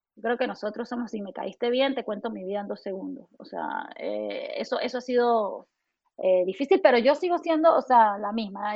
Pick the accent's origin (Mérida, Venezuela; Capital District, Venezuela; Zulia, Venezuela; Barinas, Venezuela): Mérida, Venezuela; moved away as an adult; also born or lived in New York, United States; now in Houston, United States; yo sigo siendo una mamá venezolana